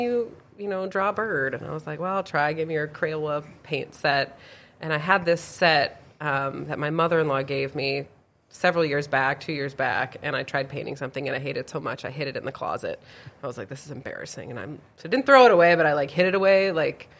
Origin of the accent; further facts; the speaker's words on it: Milwaukee, Wisconsin, United States; moved away as an adult; also born or lived in Cavalier, North Dakota / Alabama / Omaha, Nebraska; now in Grand Forks, United States; born and raised in the Milwaukee area